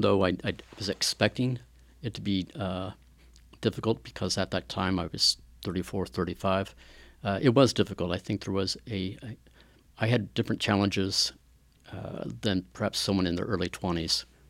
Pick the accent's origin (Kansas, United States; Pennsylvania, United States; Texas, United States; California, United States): Kansas, United States; Wichita; moved away as an adult; now in Atchison, United States; Grew up in Wichita, Kansas, uh, about two, three hours south of here.